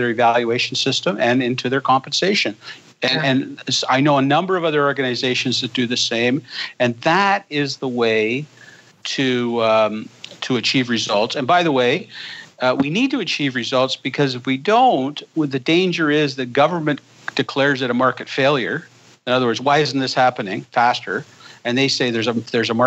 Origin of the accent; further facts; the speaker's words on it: Canada; I'm a Canadian